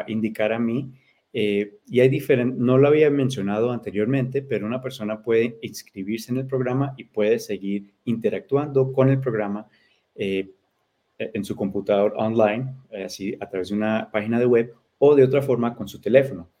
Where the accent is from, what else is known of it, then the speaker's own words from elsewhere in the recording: United States; mis padres eh, son colombianos, entonces yo soy eh, hispano, soy latino. yo nací aquí, pero hablo español